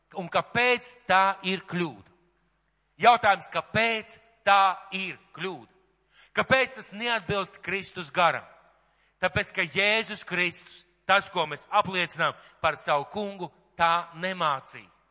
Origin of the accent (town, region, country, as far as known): Latvia